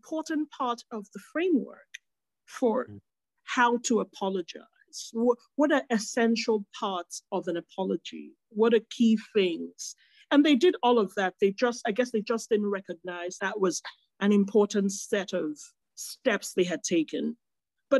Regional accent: Nigeria; a Nigerian food writer who has grown up with Nigerian food presented a certain way

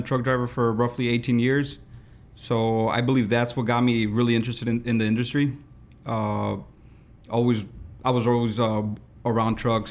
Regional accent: Chicago, Illinois, United States; born and raised in Chicago

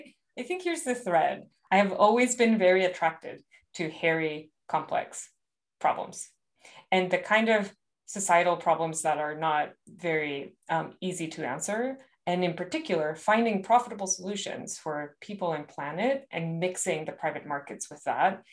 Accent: Monterrey, Nuevo León, Mexico; I actually grew up in Monterrey, Mexico

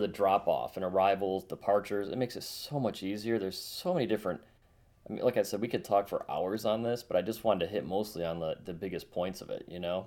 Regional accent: Charlotte, North Carolina, United States; my hometown here in Charlotte

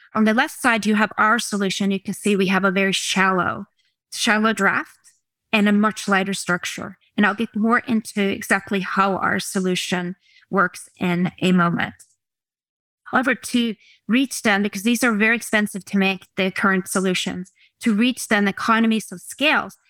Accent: Oslo, Norway; I was born in Oslo, Norway

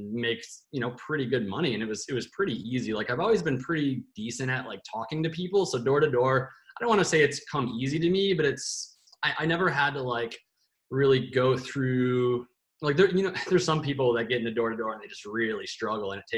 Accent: Bay City, Michigan, United States; moved away as an adult; also born or lived in Chicago; now in Arizona, United States; I had moved back to my hometown in Bay City, Michigan from Chicago

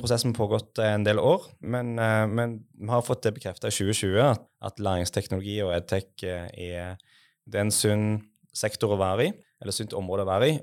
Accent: Western Norway, Norway; jeg er altså fra Vestlandet

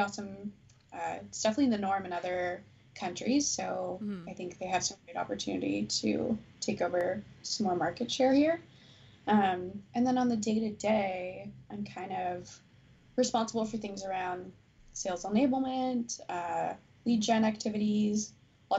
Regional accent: Newfoundland and Labrador, Canada; moved away; I was born in Newfoundland, so I'm a Newfie

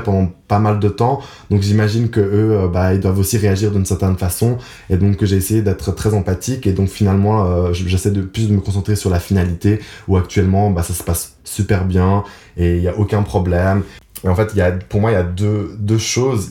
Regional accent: Geneva, Switzerland; je suis donc né à Genève. Donc j'ai passé toute ma vie à Genève

